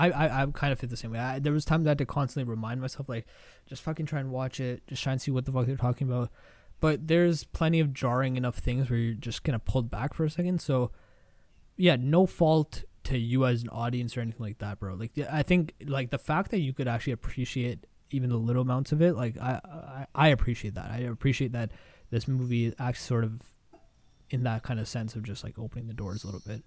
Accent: India; I'm Indian, and I want more people to learn about my culture and my country.

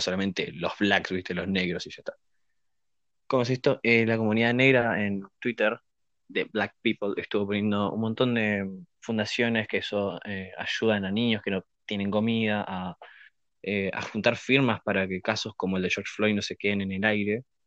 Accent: Argentina; como ciudadano argentino

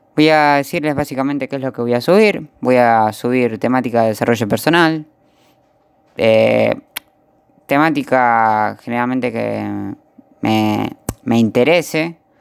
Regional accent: Buenos Aires, Argentina; soy de Argentina, de la provincia de la capital de Buenos Aires.

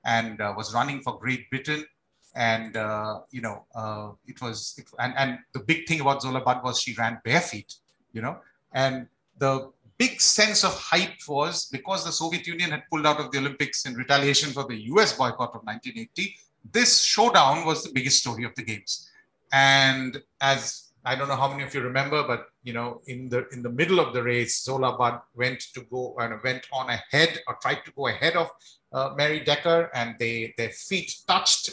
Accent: India; I'm from India.

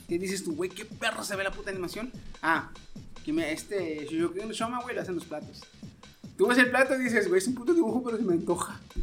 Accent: Mexico; como buen mexicano que soy y gordo

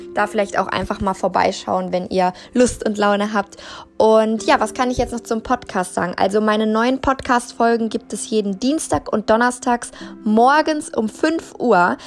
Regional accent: Germany; born or raised there

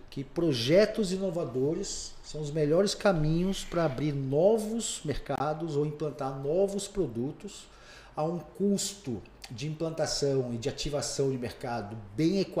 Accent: São Paulo, Brazil; Eu não sou conhecido. Né? Eu não sou daqui, eu vim de São Paulo e tal.

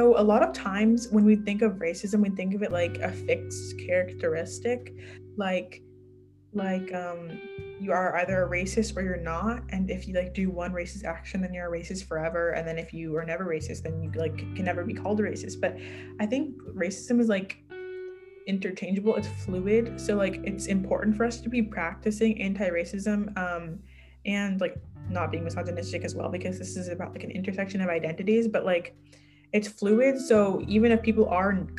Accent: Houston, Texas, United States; now in Dallas, United States; I'm from Houston. I live in Dallas

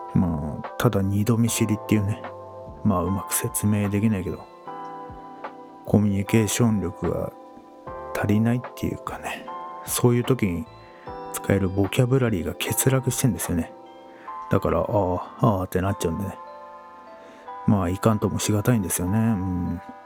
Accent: Edokko, Tokyo, Japan; 父から、えー、お前は江戸っ子だからと。江戸っ子らしく振る舞えと。そう育てられてきたんですが

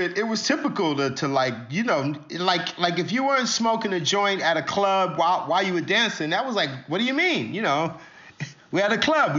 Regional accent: New York City, New York, United States; growing up in Brooklyn.

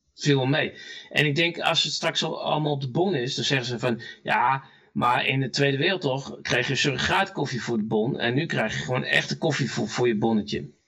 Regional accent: North Brabant, Netherlands; moved away; also born or lived in Friesland; ik kwam uit Brabant

